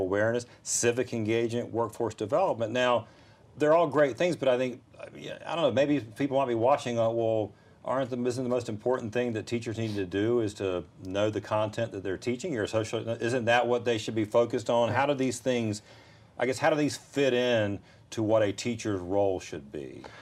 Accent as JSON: {"language": "English", "town": "Fayetteville", "region": "North Carolina", "country": "United States", "tie": "born or raised there", "said": "I grew up in Fayetteville"}